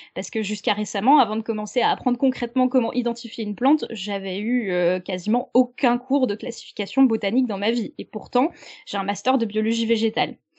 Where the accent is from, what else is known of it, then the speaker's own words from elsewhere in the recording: France; chez nous en France